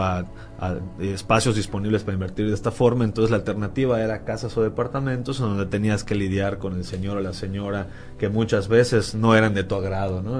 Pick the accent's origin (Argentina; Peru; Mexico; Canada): Mexico; Yucatán; yo soy yucateco